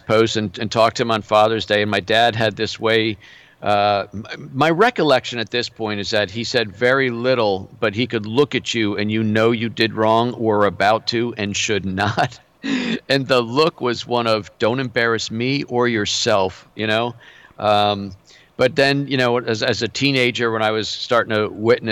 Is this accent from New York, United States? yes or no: no; Springfield, Massachusetts, United States; also born or lived in East Longmeadow, Massachusetts / Louisville, Kentucky / Duxbury, Massachusetts; I was born in Western Massachusetts, it was Springfield, Mass, but I lived in a tiny little town called East Longmeadow